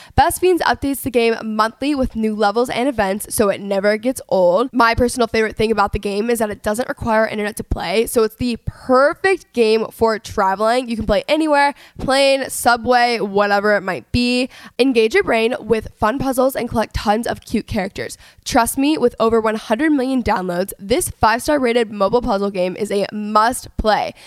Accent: Dallas, Texas, United States; now in Los Angeles, United States; I'm from Texas

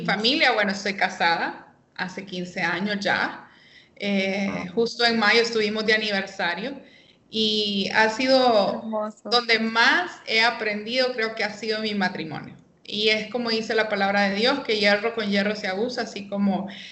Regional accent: Tegucigalpa, Francisco Morazán, Honduras; vivo aquí en Tegucigalpa, soy capitalina

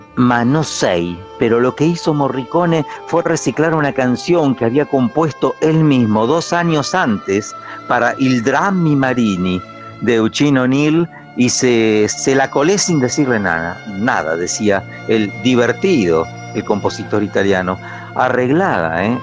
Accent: the interior, Argentina; moved away; nosotros de chiquito en el interior decíamos cowboys

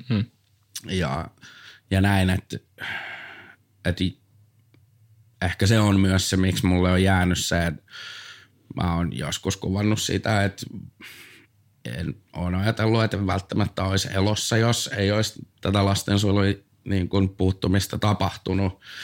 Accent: Tampere, Pirkanmaa, Finland; mä oon Tampereelta

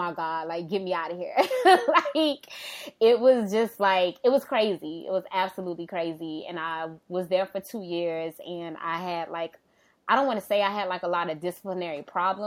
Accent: Miami, Florida, United States; I grew up in the Liberty City area of Miami

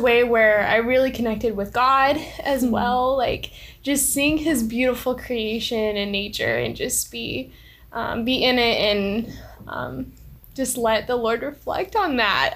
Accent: Colorado Springs, Colorado, United States; moved away; I'm originally from Colorado Springs, Colorado

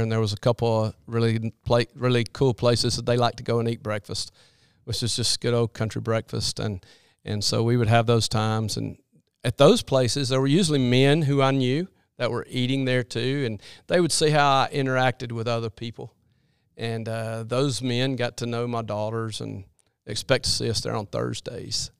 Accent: Birmingham, Alabama, United States; I grew up in Birmingham area

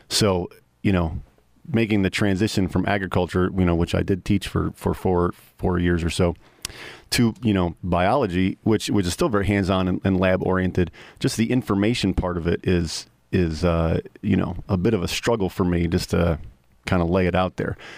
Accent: New York, United States; moved away as an adult; I'm the New Yorker

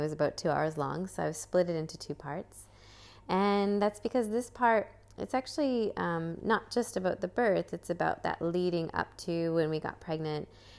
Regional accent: United States; moved away as an adult; also born or lived in Brisbane, Australia; now in Sunshine Coast, Australia; I was living in Brisbane here in Australia. I'm actually originally from America.

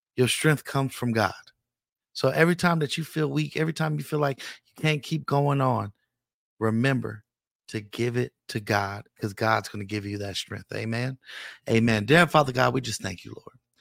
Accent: Richmond, California, United States; I'm from Richmond, California

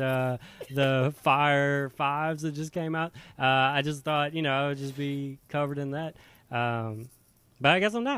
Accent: Louisiana, United States; moved away as an adult; now in Seattle, United States; I moved from Louisiana, moved to Seattle

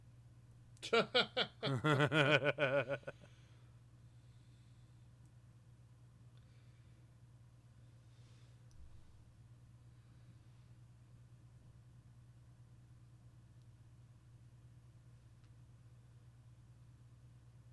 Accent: Chicago, Illinois, United States; I'm from Chicago

